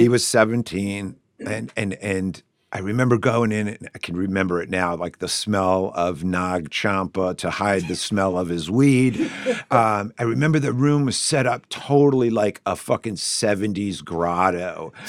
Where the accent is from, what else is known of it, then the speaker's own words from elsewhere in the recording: Shrewsbury, Massachusetts, United States; I grew up in Shrewsbury.